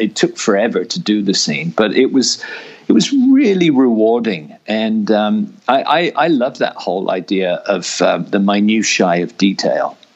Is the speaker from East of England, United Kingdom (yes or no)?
no; Oxford, South East England, United Kingdom; moved away as an adult; I was born in Oxford